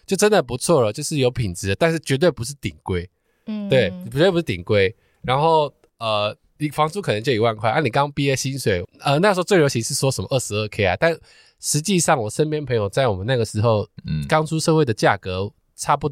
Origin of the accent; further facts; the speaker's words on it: Hsinchu, Taiwan; 只要说我从新竹来，